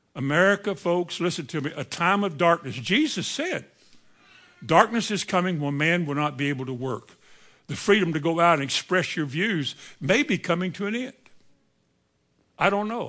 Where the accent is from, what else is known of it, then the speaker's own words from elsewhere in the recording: Indiana, United States; I think I was raised, maybe I was raised in Indiana